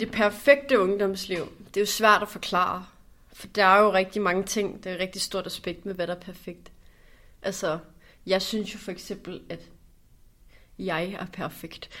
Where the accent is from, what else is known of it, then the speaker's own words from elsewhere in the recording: North Zealand, Capital Region of Denmark, Denmark; jeg kommer fra Nordsjælland